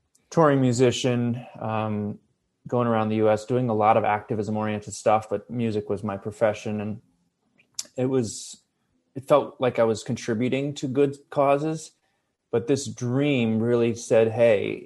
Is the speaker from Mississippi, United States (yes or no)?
no; Ithaca, New York, United States; now in Los Angeles, United States; I grew up in upstate New York, Ithaca